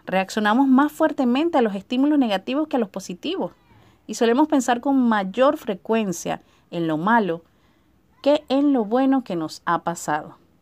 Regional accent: Venezuela; moved away as an adult; now in Chile; hace tres años tuve la idea de emigrar de mi país de mi país natal en Venezuela

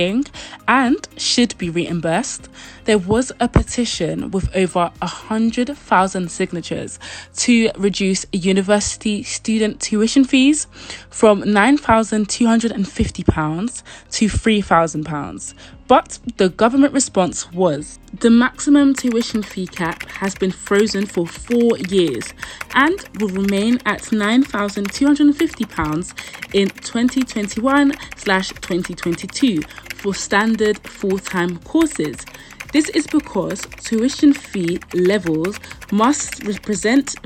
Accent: London, United Kingdom; I'm actually originally from London.

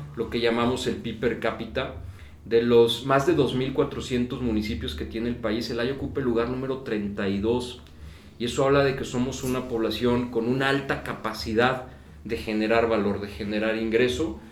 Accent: Celaya, Guanajuato, Mexico; moved away as an adult; also born or lived in Monterrey, Mexico / Barcelona, Spain / Madrid, Spain; en el año 2000 regreso a Celaya, de donde soy originario

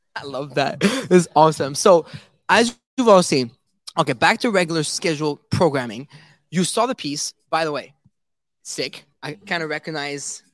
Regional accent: Canada; I am from Canada.

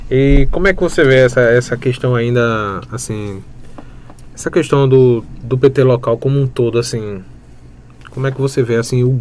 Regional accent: També, Pernambuco, Brazil; Eu sou nascido criado em També e.

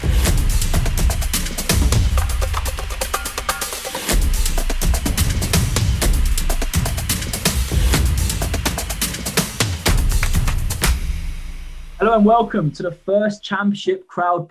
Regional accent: London, United Kingdom; accent: London; also born or lived in Swansea; I grew up in East London, but I was born in Swansea City.

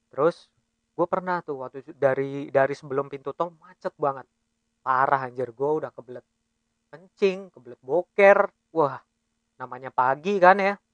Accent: Bekasi, West Java, Indonesia; now in Balikpapan, Indonesia; Iya kita asli Bekasi, jadinya memang kita ke Balikpapan nih ngerantau

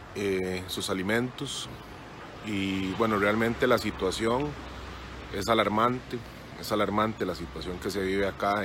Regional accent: Costa Rica; now in Rome, Italy; yo como costarricense

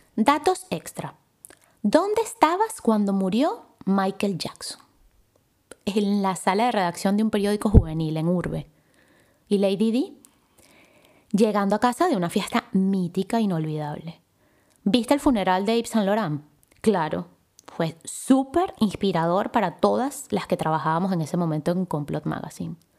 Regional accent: Caracas, Capital District, Venezuela; nací en Caracas, Venezuela

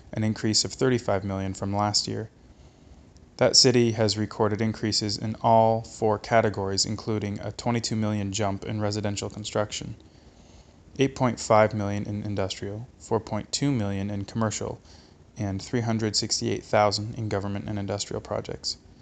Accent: Hamilton, Ontario, Canada; I'm from Hamilton. I live in Hamilton.

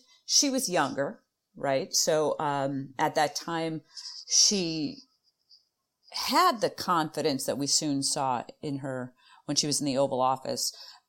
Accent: Chicago, Illinois, United States; accent: Chicago flat A; I think it's being from Chicago. We're both from Chicago, and anyone who's from Chicago, we're able to do this flat A.

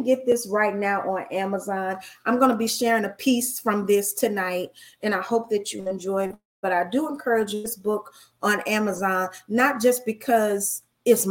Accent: United States; I'm an American

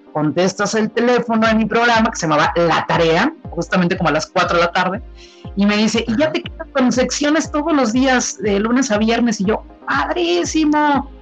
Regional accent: Tampico, Tamaulipas, Mexico; yo soy originaria de Tampico, Tamaulipas

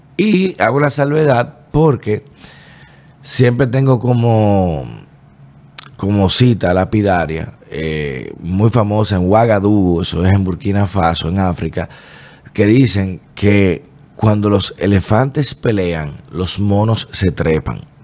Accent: Dominican Republic

